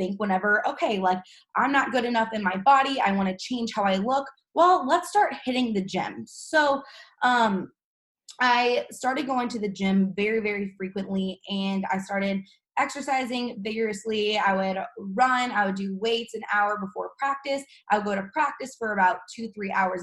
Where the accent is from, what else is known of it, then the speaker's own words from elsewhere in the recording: St. Louis, Missouri, United States; I'm from St. Louis, Missouri. I was born and raised